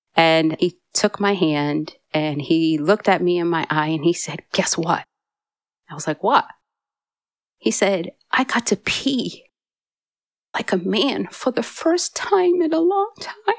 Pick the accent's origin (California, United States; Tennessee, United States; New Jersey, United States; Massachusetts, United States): Massachusetts, United States; moved away; I'm originally from Massachusetts